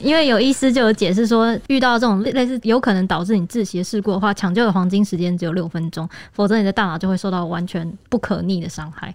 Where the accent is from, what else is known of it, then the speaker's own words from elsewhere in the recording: Taiwan; 那个时候的人潮也是算是大开我们台湾人的眼界吧